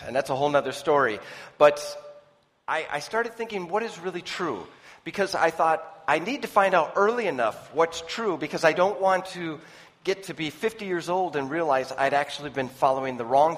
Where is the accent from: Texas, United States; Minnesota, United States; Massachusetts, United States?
Minnesota, United States; I'm from the United States in Minnesota